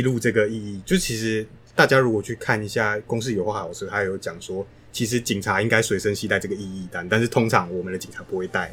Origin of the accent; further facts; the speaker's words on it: Taiwan; 我们台湾这边